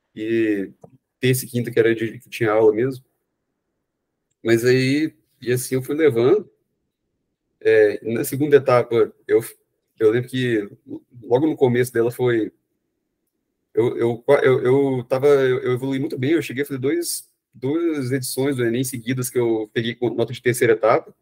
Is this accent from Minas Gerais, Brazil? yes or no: yes; Belo Horizonte, Minas Gerais, Brazil; eu sou de Belo Horizonte